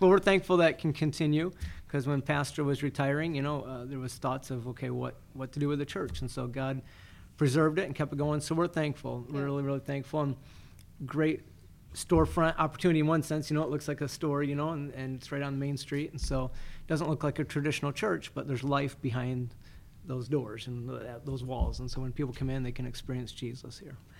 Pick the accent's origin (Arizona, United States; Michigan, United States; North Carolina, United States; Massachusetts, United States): Michigan, United States; Athens; also born or lived in Fulton, Michigan / Florida; now in Climax, United States; I was born and raised in Athens, and so um, uh, great little town